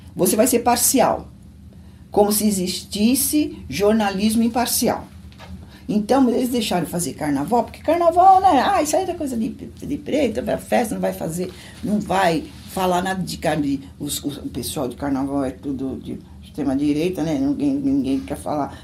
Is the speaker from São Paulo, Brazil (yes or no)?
yes; São Paulo, Brazil; eu nasci em São Paulo, sou paulistana